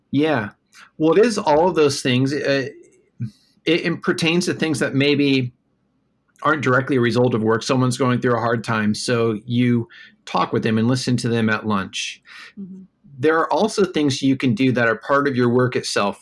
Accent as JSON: {"language": "English", "town": "Des Moines", "region": "Iowa", "country": "United States", "tie": "born or raised there", "also_born_or_lived": "Minneapolis, Minnesota", "moved": "yes", "lives_now": "New York City, United States", "said": "I grew up in Des Moines, Iowa"}